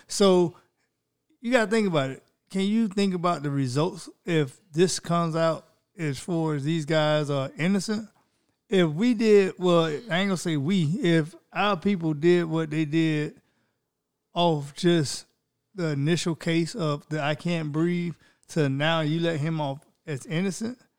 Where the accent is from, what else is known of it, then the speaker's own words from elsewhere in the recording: Florida, United States; that's from my home state